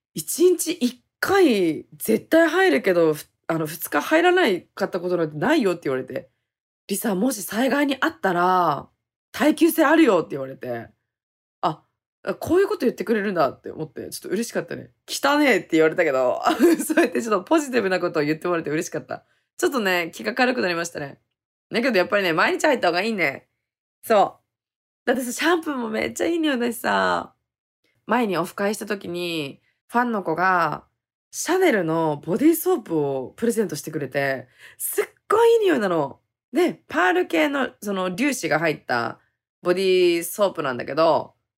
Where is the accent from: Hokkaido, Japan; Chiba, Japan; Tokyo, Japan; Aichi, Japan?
Hokkaido, Japan; moved away as an adult; also born or lived in Okinawa; まあ沖縄離れて地元の北海道に帰ることになったのさ。